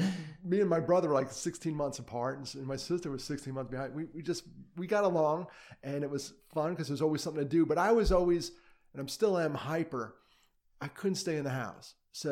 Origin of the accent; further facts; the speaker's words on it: Valley Cottage, New York, United States; also born or lived in Brooklyn, New York; I grew up in New York.